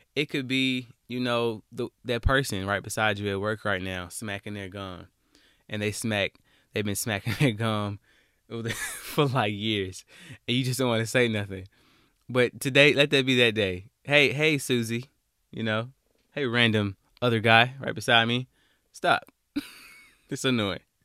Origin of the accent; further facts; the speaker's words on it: Alabama, United States; I'm from Alabama